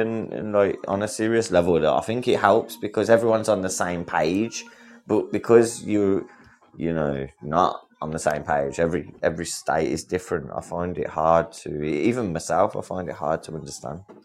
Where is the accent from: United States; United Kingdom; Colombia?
United Kingdom; England; I'm, I'm Englishman.